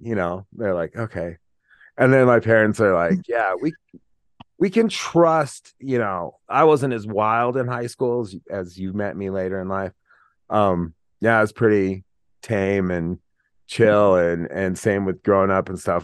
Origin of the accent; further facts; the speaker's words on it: Laramie, Wyoming, United States; I was a kid from Laramie